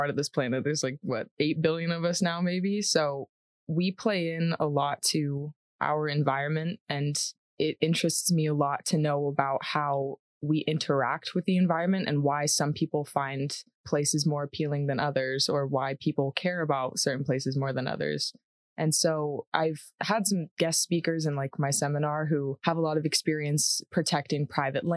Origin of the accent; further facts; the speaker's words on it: San Diego, California, United States; moved away as an adult; now in Colorado, United States; I'm from San Diego, California